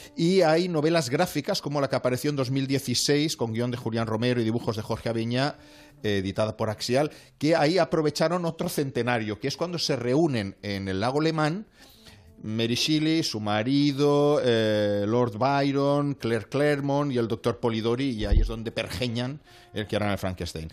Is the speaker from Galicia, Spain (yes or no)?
no; Vallès, Catalonia, Spain; soy del Vallés